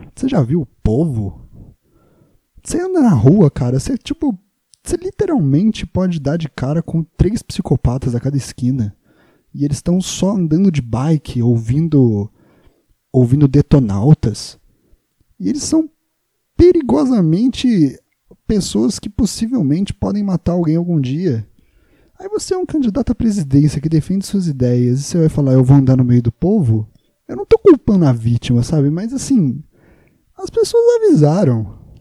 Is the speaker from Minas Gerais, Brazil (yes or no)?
yes; Juiz de Fora, Minas Gerais, Brazil; now in São Paulo, Brazil; eu sou de Minas Gerais, Juiz de Fora